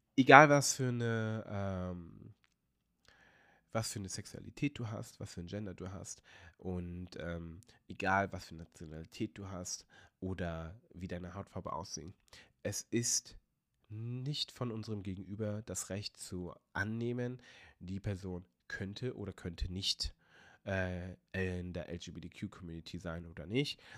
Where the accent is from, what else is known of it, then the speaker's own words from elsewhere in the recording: Hanover, Lower Saxony, Germany; moved away as an adult; now in Portugal; ich bin sehr stolz darauf, Hannoveraner zu sein, weil das ist meine Heimatstadt. Ähm, daher kommt meine Mutter, da bin ich geboren und groß geworden